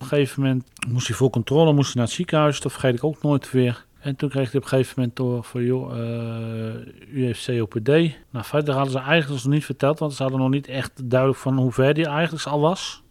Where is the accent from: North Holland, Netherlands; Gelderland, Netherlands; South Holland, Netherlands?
Gelderland, Netherlands; Barneveld; ik ben geen Amsterdammer, ik ben echt een Barnevelder.